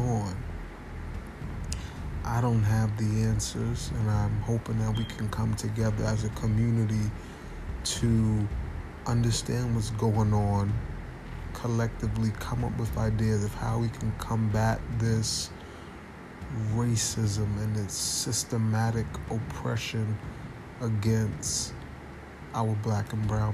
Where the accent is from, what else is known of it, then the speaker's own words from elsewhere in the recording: United States; as a young black man growing up in America